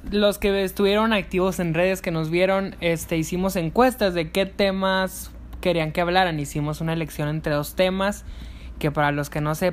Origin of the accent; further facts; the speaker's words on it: Mexico; Así es, pues como buen mexicano tengo que tengo que arreglar